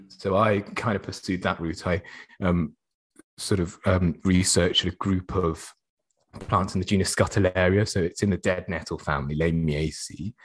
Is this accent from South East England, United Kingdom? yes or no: yes; Oxford, South East England, United Kingdom; was growing up in Oxford.